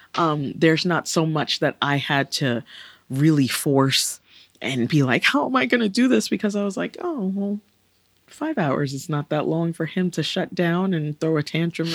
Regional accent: New York City, New York, United States; as a New Yorker, talking to a New Yorker from the borough I was born in, Brooklyn

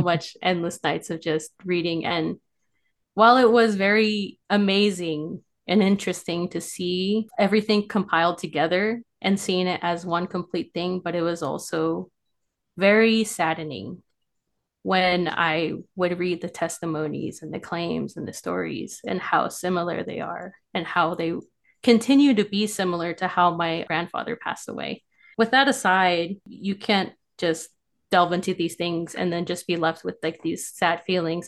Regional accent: Farmington, New Mexico, United States; I am from Farmington, New Mexico

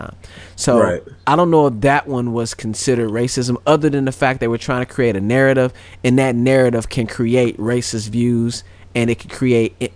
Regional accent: St. Louis, Missouri, United States; I'm from St. Louis

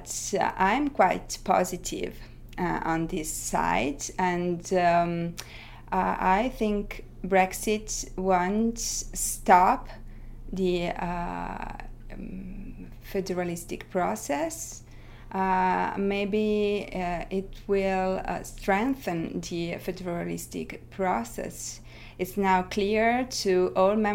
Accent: Italy; I come from Italy

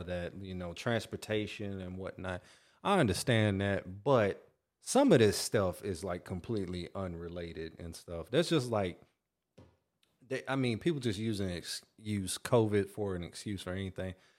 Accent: North Carolina, United States; I grew up in North Carolina

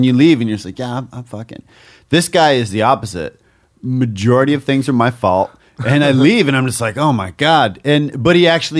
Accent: Oshawa, Ontario, Canada; moved away; where I'm from, Oshawa, Ontario

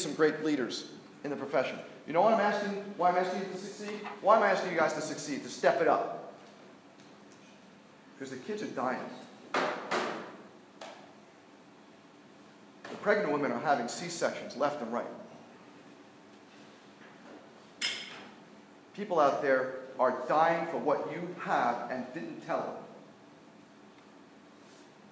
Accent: New York, United States; I'm from New York, so I'm an Islander fan

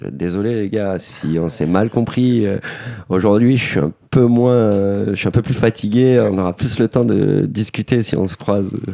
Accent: Gardanne, Provence-Alpes-Côte d'Azur, France; on s'est inscrit au club Moustique Team de Gardanne.

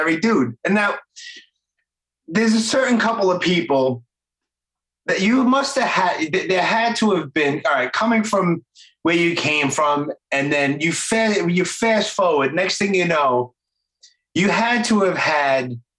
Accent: New York City, New York, United States; also born or lived in Miami; I'm born and raised in Brooklyn

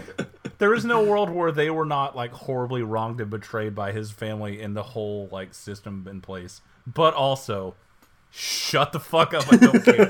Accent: United States; I'm an American

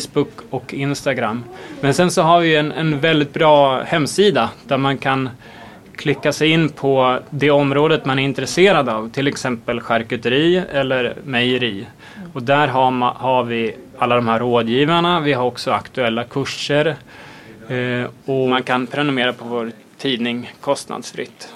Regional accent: Sweden; som svenskar, extremt trendkänsliga

